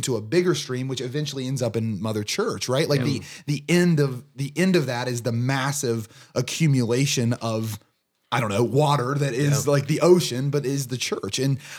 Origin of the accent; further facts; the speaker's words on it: Southern Ohio, United States; I'm from Southern Ohio, so I come from like a river town, like right on the Ohio River.